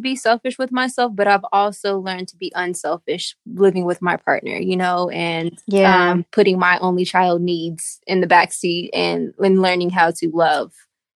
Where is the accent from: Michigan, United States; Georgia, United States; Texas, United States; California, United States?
Texas, United States; Houston; also born or lived in San Antonio, Texas; So obviously I lived in Houston, born and raised in Houston, went to San Antonio for college.